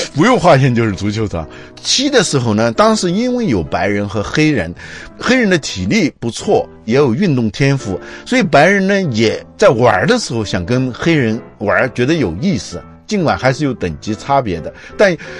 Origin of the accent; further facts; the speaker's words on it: China; 我们中国人可能是很多人都是活着是为了干活